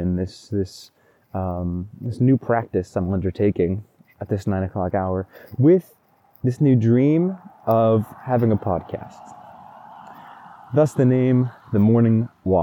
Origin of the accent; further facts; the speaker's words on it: Oregon, United States; Oregon is my home state. This is where I grew up, kind of my home country.